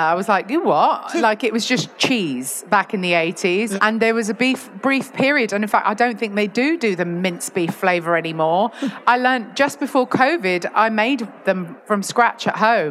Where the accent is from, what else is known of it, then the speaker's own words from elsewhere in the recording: London, United Kingdom; moved away as an adult; now in Yorkshire, United Kingdom; I was raised in London and only lived in London until about 2018